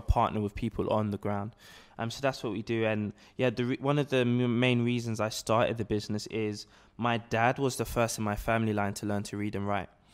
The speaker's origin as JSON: {"language": "English", "region": "London", "country": "United Kingdom", "tie": "born or raised there", "said": "I was born and raised here in London"}